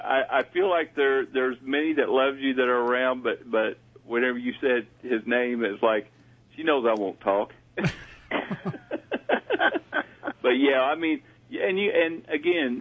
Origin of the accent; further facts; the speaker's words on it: the southern United States, United States; accent: southern; As you can tell, I have a southern accent, so I'm more from the southern area of this country.